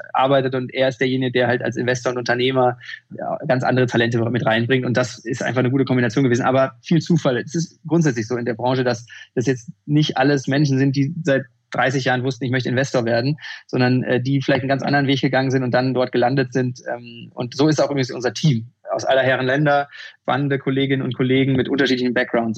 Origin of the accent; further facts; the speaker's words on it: Bochum, North Rhine-Westphalia, Germany; Ich bin in Bochum aufgewachsen